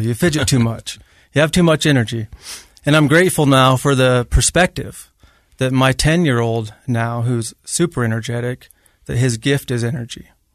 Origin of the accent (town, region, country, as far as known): Grantsville, Utah, United States; born or raised there